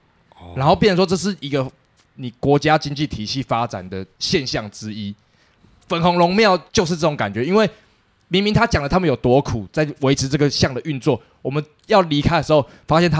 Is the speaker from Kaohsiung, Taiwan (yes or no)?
no; Taipei, Taiwan; 身为台湾人，甚至是台北人，有点幸福的地方就是北美馆更屌。